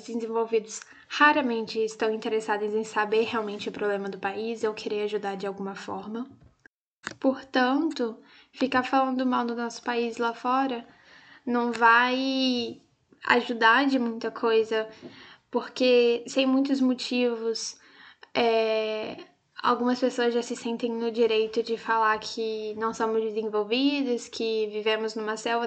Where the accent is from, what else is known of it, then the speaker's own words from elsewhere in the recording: Brazil; also born or lived in Italy; a gente não tenha que sair daqui do nosso país